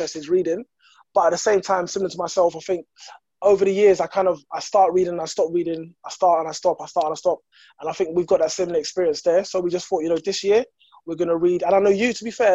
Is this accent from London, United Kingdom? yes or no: yes; London, United Kingdom; I'm from Kensington and Chelsea myself. I'm born and bred, still live here